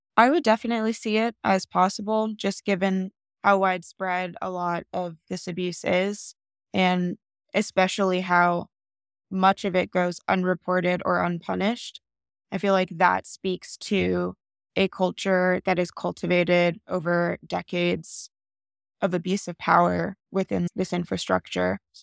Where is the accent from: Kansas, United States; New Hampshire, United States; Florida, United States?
Florida, United States; South; now in Salt Lake City, United States; I am originally from South Florida, though I'm now based in Salt Lake City, Utah